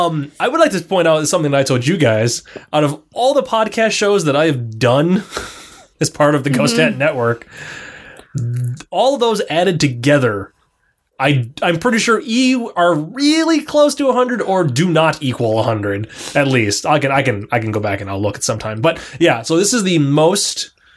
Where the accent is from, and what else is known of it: Wisconsin, United States; accent: Wisconsin-ish